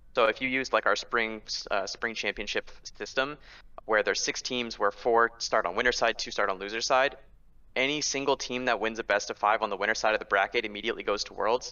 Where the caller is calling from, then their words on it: Los Angeles, California, United States; Calling from Los Angeles, California